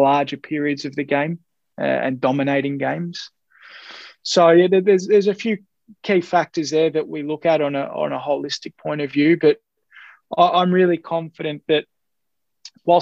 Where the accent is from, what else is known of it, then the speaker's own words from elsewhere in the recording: Australia; an Australian Greek